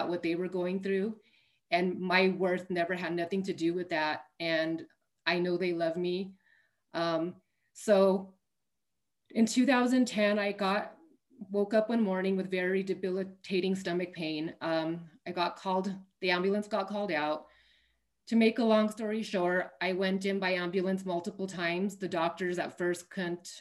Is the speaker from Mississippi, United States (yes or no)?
no; Albuquerque, New Mexico, United States; I am from Albuquerque, New Mexico, born and raised